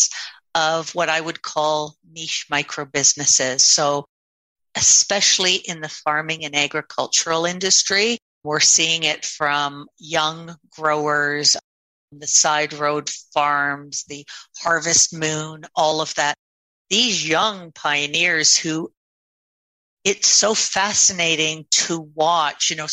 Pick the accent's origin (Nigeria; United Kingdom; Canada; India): Canada; Toronto, Ontario; moved away as an adult; also born or lived in Erin, Ontario; now in Beaver Valley, Canada; I grew up in Toronto